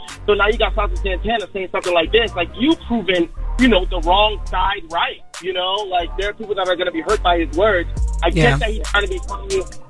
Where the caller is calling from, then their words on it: Atlanta, Georgia, United States; also born or lived in New York; I was born in New York, but I came to the winning team, y'all.